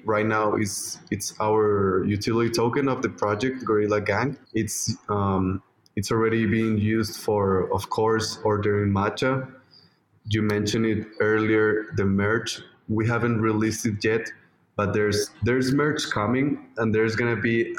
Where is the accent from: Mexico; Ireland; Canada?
Mexico; my home country, Mexico